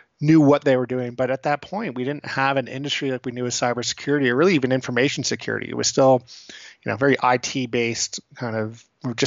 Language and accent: English; New York City, New York, United States; I was born in New York City. I'm born and raised.